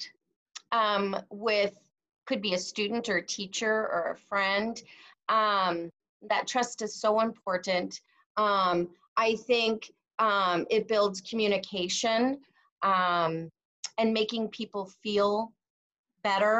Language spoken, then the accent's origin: English; Texas, United States; I was born in Texas and I grew up here